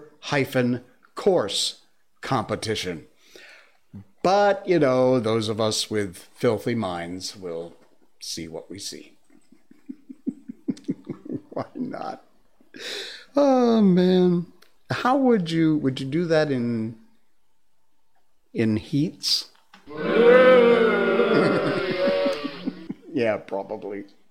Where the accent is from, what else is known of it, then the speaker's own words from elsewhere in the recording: Cornwall, Connecticut, United States; moved away; my hometown, Cornwall, Connecticut